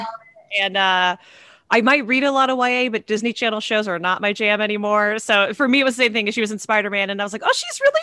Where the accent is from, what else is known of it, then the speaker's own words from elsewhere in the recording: Canada; moved away; I'm originally from Canada